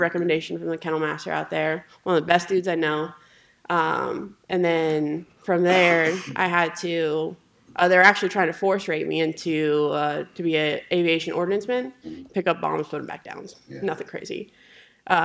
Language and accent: English; Cheyenne, Wyoming, United States; moved away as an adult; I grew up in Cheyenne, Wyoming. Yeah. Lived there for 18 years